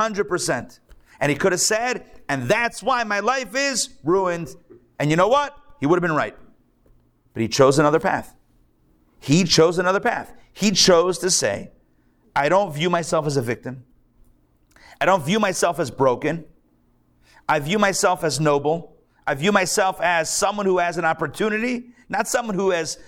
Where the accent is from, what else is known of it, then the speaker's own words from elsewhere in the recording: Pittsburgh, Pennsylvania, United States; also born or lived in Detroit; now in Atlanta, United States; I'm from Pittsburgh